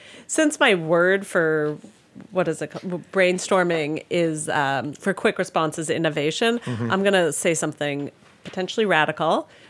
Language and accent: English; Toronto, Ontario, Canada; now in New York, United States; I'm from like bagel land. Like near my house where I grew up in Toronto, there was Bagel World and Bagel Plus, both within 3-block walks.